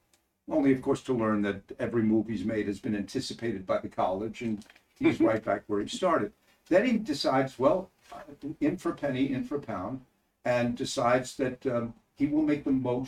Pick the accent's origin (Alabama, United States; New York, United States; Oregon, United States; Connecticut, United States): New York, United States; Levittown; also born or lived in Cheshire, England; we moved to Levittown